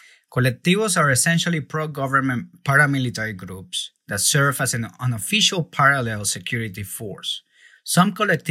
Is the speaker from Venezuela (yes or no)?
yes; Venezuela; moved away as an adult; now in United States; I was born and raised in Venezuela. I left the country in 2012 to pursue better opportunities and a safer life in the United States